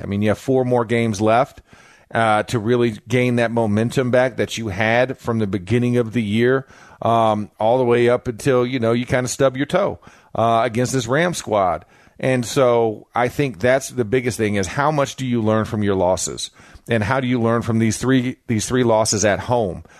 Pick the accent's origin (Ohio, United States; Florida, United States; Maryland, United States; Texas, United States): Florida, United States; moved away as an adult; also born or lived in Pittsburgh; I played in Pittsburgh for nine years, and I'm from Florida